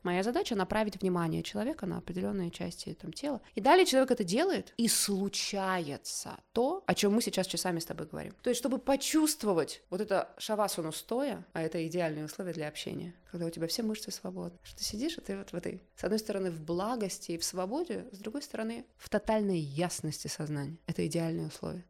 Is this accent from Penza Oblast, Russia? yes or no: no; Zelenogorsk, Krasnoyarsk Krai, Russia; moved away; Я из Красноярска, из маленького атомного закрытого города Зеленогорска, Красноярского края, в тайге выросла